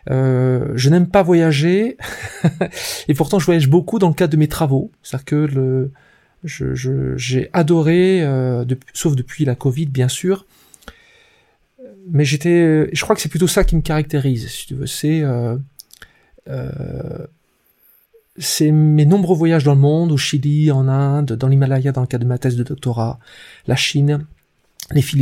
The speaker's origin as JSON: {"language": "French", "region": "Brittany", "country": "France", "said": "Euh, je suis d'origine bretonne, avec tout ce que ça implique d'influence. Je suis plutôt un breton des forêts, euh, plus que la mer, et pourtant je suis, je suis proche de l'eau."}